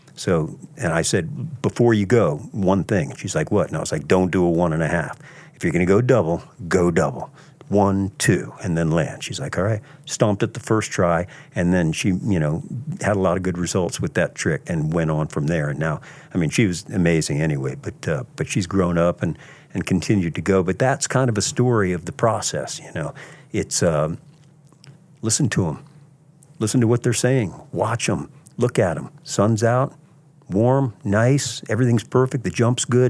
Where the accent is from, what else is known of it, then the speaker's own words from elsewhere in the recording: Virginia Beach, Virginia, United States; I grew up in Virginia Beach, Virginia, at the beach